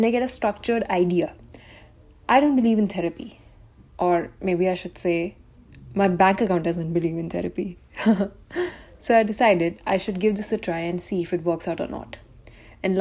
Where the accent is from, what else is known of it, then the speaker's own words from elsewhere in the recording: India; I'm an Indian girl